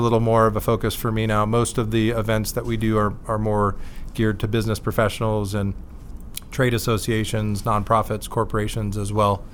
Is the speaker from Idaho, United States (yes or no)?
no; Bonita, California, United States; also born or lived in Richmond, Virginia; Grew up in San Diego, yeah. down in Bonita, California